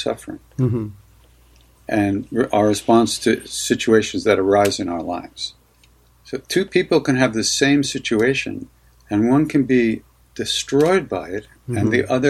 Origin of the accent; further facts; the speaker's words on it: Long Island, New York, United States; I grew up on Long Island